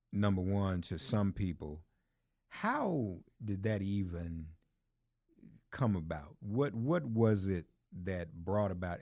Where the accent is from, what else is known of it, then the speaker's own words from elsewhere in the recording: Nashville, Tennessee, United States; moved away as an adult; also born or lived in Washington, D.C.; now in New York, United States; I grew up in Nashville